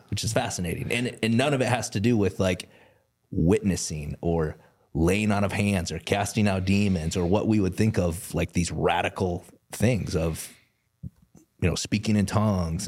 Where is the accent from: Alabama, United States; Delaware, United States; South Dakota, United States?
South Dakota, United States; I grew up in South Dakota